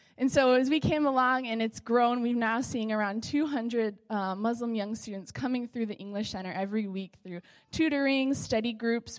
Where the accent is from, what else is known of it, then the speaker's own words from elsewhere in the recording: Southern California, United States; moved away as an adult; also born or lived in Arizona; now in Indonesia; I'm originally from Southern California